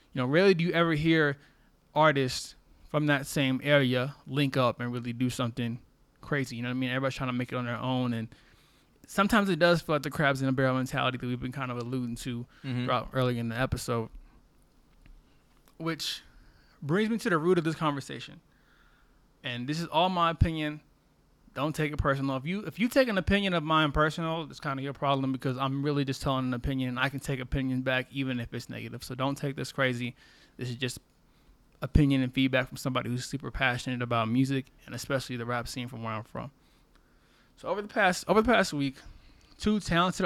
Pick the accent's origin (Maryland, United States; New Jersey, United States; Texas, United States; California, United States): Texas, United States; Corpus Christi; moved away as an adult; also born or lived in San Antonio, Texas / Austin, Texas; I'm born and raised in Corpus Christi, Texas